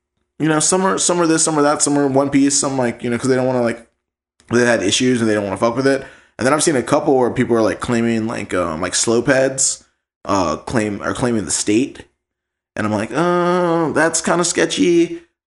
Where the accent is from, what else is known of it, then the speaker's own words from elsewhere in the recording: Virginia, United States; we're from Virginia